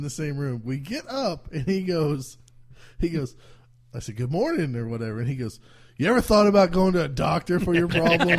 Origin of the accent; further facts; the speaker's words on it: Oklahoma, United States; we come from Oklahoma, town